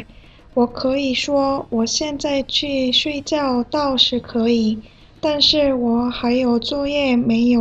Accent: South Korea; Chinese is a second language; now in Beijing, China

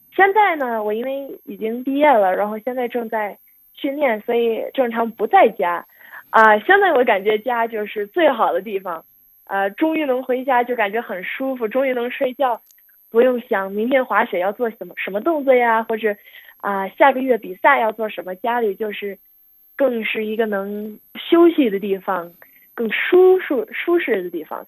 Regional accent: United States; 我每年因为在美国长大，正常春节不是特别放假，所以没法儿回国

